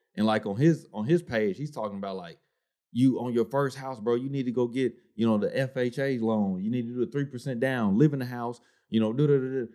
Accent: the South, United States; I'm from the South.

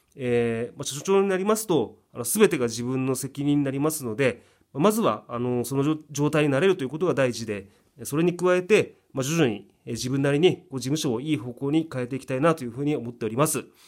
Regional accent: Shizuoka, Japan; moved away as an adult; also born or lived in Aichi; 地元静岡に戻ってきて

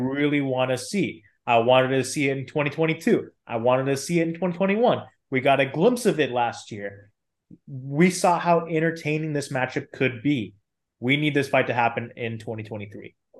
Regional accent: California, United States; I'm from California, I go to a lot of California events

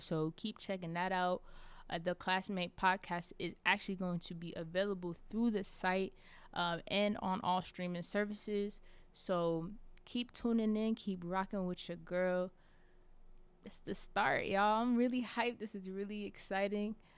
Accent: Charlotte, North Carolina, United States; I'm from Charlotte, North Carolina

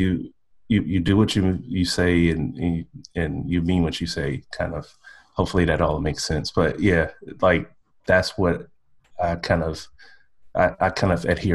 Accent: Detroit, Michigan, United States; accent: Southern twang; moved away as an adult; also born or lived in California / Columbus, Georgia; now in Canada; I grew up in Detroit, Michigan. So I am American. But my parents are from the South. So you might hear a little bit of a Southern twang in my voice

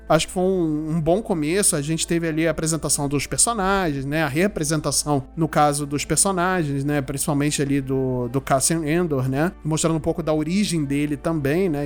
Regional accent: Brazil; como bons brasileiros que somos

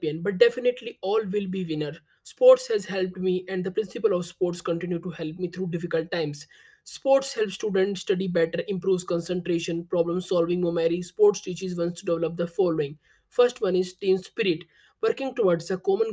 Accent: India; I am from India

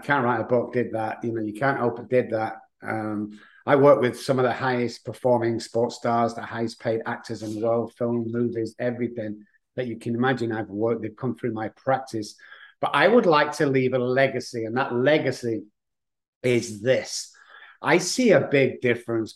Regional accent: Manchester, North West England, United Kingdom; now in San Antonio, United States; I live in San Antonio, Texas, but as you can tell by the voice, I'm from England, Manchester

